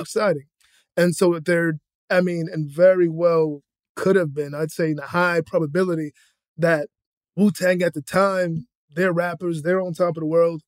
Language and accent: English; Boston, Massachusetts, United States; I'm from Boston, Dorchester